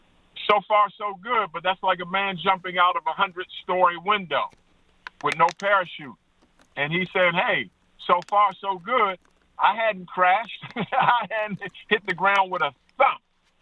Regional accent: East Coast, United States; They used to call me … because I was from the East Coast saying, this … can't play.

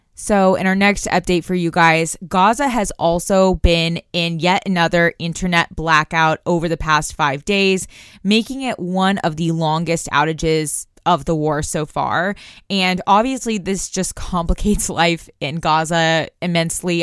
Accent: Tulsa, Oklahoma, United States; I'm from Tulsa, Oklahoma

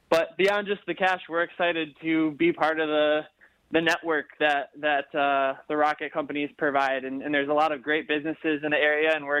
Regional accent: Livonia, Michigan, United States; I grew up in Livonia and always loved coming down to Detroit

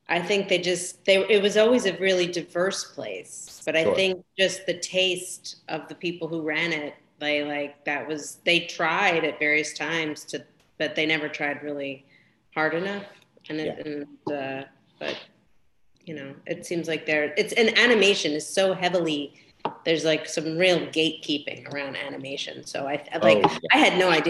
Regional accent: Philadelphia, Pennsylvania, United States; I'm from Philadelphia

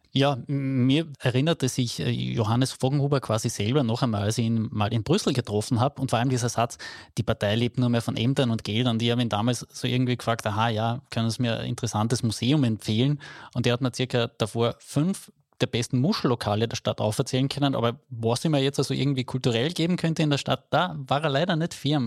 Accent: Carinthia, Austria; bei uns in Kärnten

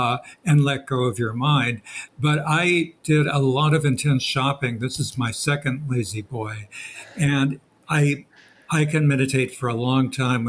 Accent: Marin County, just north of San Francisco, California, United States; moved away as an adult; also born or lived in Bowling Green / England; Marin County, just north of San Francisco, where I grew up.

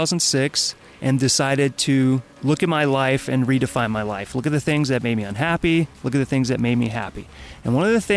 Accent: Baton Rouge, Louisiana, United States; now in Los Angeles, United States; I was born in Baton Rouge, Louisiana in 1977

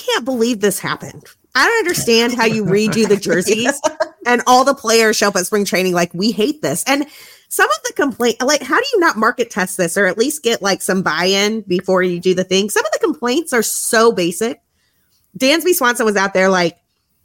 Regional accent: Utah, United States; I grew up in Utah. I went to school in Salt Lake City

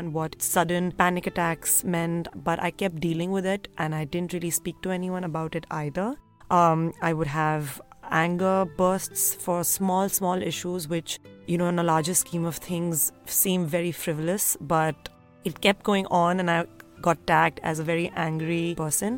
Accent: Delhi, India; I grew up in Delhi in a very loving and close-knit family

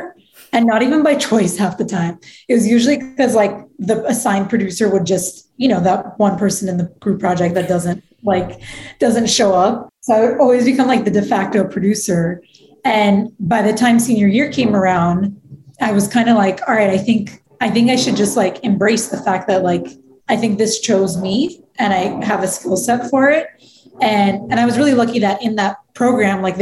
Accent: Los Angeles, California, United States; I grew up in L.A., but I grew up in the Valley

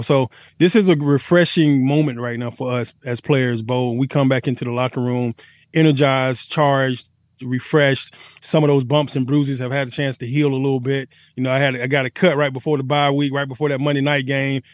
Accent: Atlanta, Georgia, United States; I'm from Atlanta, so we always say Shawty this, Shawty that.

